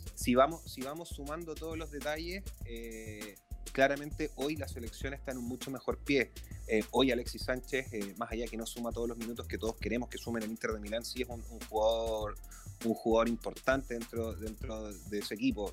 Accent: Chile; bien sabemos los chilenos

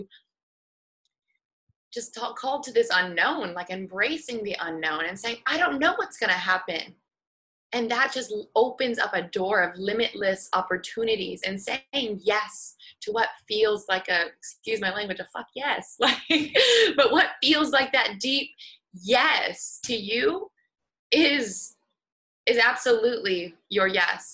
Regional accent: Seattle, Washington, United States; moved away; I'm from Seattle originally

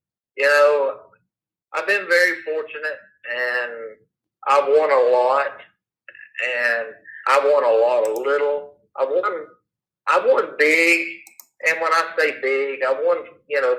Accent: Florida, United States; We're from Florida

